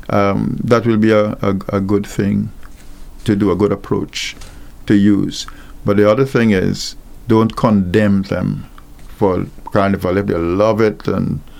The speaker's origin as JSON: {"language": "English", "country": "Guyana", "also_born_or_lived": "Mandeville, Jamaica", "lives_now": "Antigua and Barbuda", "said": "I'm from Guyana, and there was no carnival in Guyana, and I was uh, before I came to Antigua, I lived in Jamaica, in the middle of Jamaica, in Mandeville"}